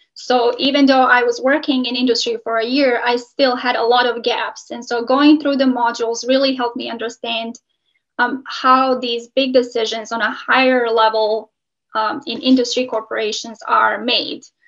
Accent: Montenegro; also born or lived in Chicago, United States; now in Michigan, United States; I'm originally from Montenegro.

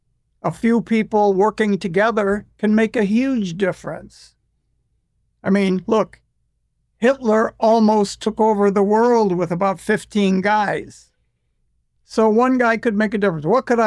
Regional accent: United States; You do this in England, you're British, but I'm American. I'm an ex-convict and I'm a musician. I want to take this on in this country.

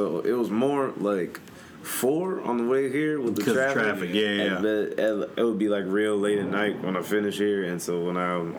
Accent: McKinney, Texas, United States; also born or lived in Waco, Texas; So, my mom and dad, we all lived up in Dallas, McKinney specifically, is like North Dallas

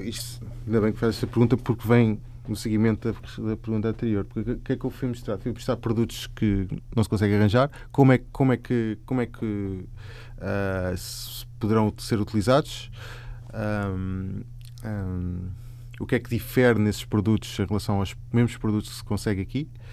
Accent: Lisbon, Portugal; moved away as an adult; now in Japan; Cresci em Lisboa, mesmo aqui ao lado, aqui, aqui na zona oriental

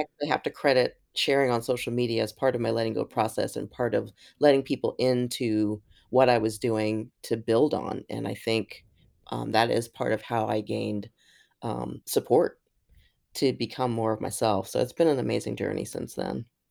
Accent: Columbus, Ohio, United States; born or raised there; also born or lived in New York

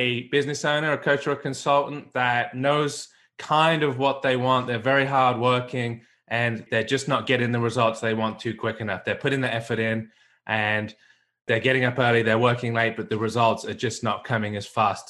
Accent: England, United Kingdom; accent: mongrel accent; also born or lived in United States; now in Australia; I'm originally from England, spent 10 years in America, went back to the UK, and then off to Australia.

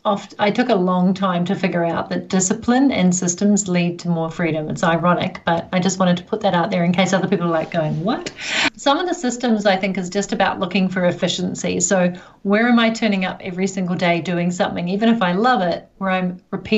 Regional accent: New Zealand; down under, where I'm, New Zealand, Australia

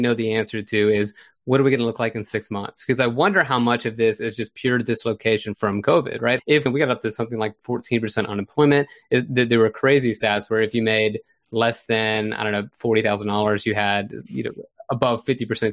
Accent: Florida, United States; my home state of Florida

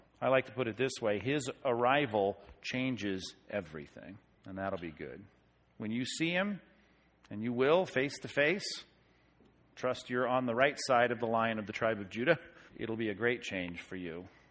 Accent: Long Beach, California, United States; I grew up in Long Beach

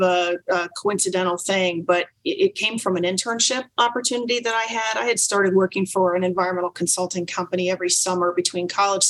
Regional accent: Philadelphia, Pennsylvania, United States; also born or lived in Canada; now in Columbus, United States; And I grew up outside Philadelphia, but became a U.S. citizen when I was 21, I think.

